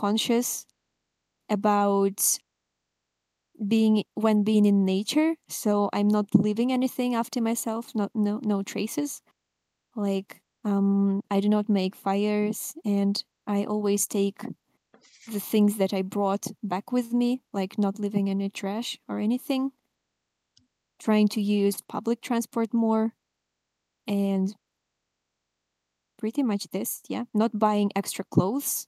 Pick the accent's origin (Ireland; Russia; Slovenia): Russia; I'm from Russia